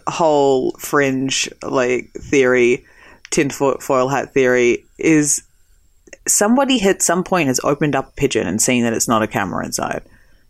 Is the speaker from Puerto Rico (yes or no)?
no; Australia; born or raised there; now in United States